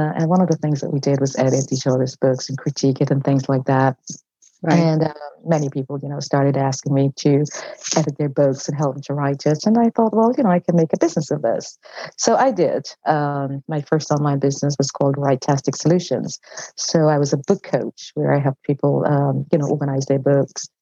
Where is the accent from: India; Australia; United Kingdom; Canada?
United Kingdom; London; moved away as an adult; now in California, United States; I'm from London, England, and I worked in corporate